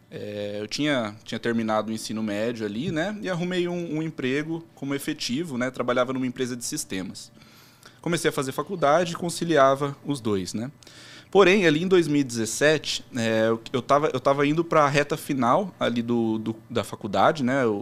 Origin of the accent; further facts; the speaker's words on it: Americana, São Paulo, Brazil; Mas eu, eu nasci e moro lá em Americana até hoje.